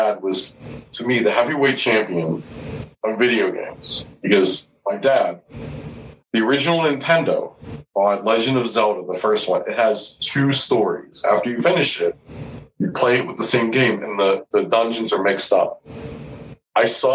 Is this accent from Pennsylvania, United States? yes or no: yes; Pittsburgh, Pennsylvania, United States; accent: Pittsburgh; also born or lived in Houston; growing up in Pittsburgh, I never had a pro basketball team.